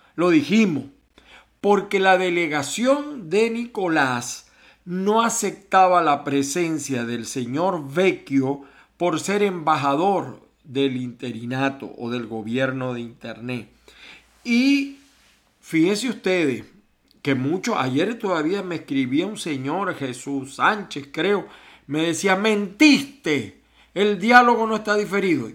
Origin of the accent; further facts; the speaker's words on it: Venezuela; moved away as an adult; yo mismo me fui de Venezuela